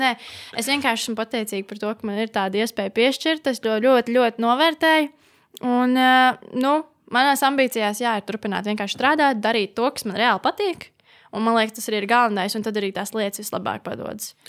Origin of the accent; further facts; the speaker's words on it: Latvia; Esmu dzimusi Latvijā